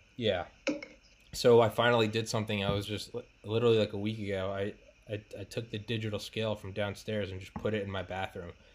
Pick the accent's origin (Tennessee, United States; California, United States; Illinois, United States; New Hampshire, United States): New Hampshire, United States; moved away; also born or lived in Georgia; I'm from New Hampshire